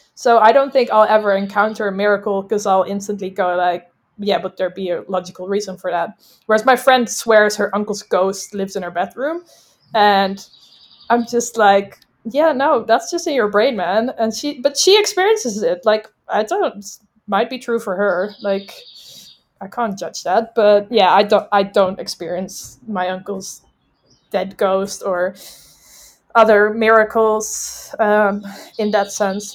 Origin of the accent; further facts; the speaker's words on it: just outside of Amsterdam, North Holland, Netherlands; moved away as an adult; also born or lived in London / Dubai; I'm from the Netherlands, just outside of Amsterdam